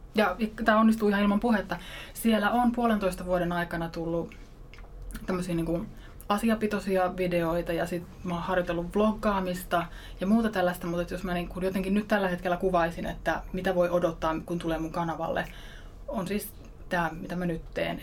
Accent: Ostrobothnia, Finland; Mä oon pohjalaisesta yrittäjäperheestä kotoisin.

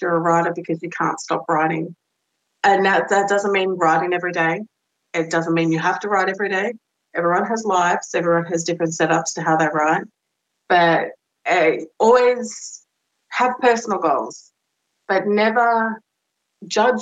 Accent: Australia; moved away as an adult; I'm Australian

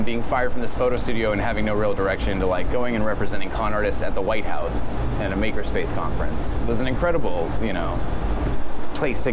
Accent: California, United States; also born or lived in Texas; now in New York, United States; I was born in Texas, I was raised in California, and now I consider myself a New Yorker because I've been here long enough

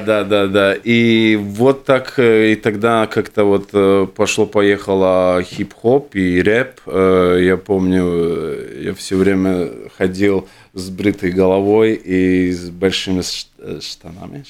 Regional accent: Jurmala, Latvia; also born or lived in Riga; я родился, родился в Риге, да, где-то лет семь я вот приехал на Юрму, потому что мама хотела жить э, около моря

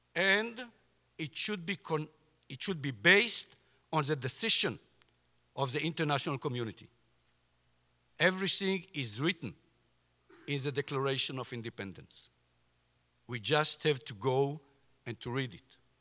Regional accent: Jordan Valley, Israel; I was born in the Jordan Valley, and during all my childhood, Syrians used to shoot on our settlements, our kibbutz.

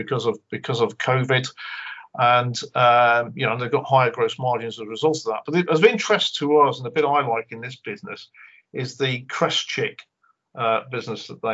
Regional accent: just south of Glasgow, Scotland, United Kingdom; moved away; also born or lived in Cheshire; I was born in Cheshire and I was brought up just south of Glasgow

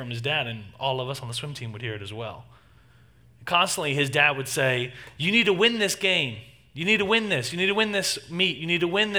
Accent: Texas, United States; moved away; I grew up in Texas and spent 18 years of my life in Texas

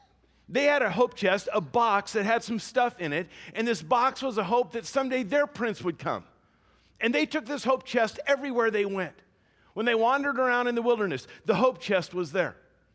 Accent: Louisiana, United States; We grew up in Louisiana. Maybe it's a thing of the South.

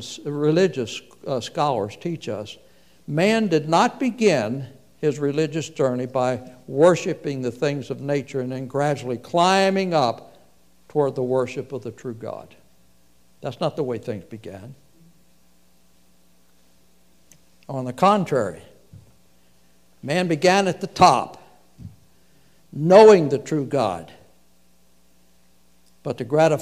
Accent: United States; you and I grew up in America when things were different

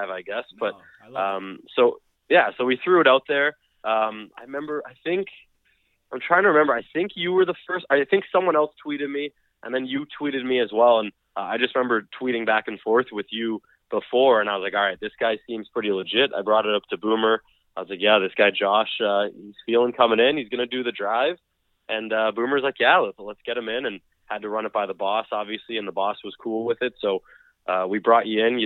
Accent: Canada; being a Canadian myself

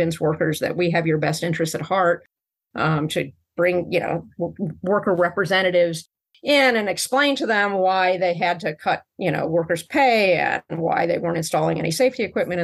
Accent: Chicago, Illinois, United States; the city of Chicago, where I grew up

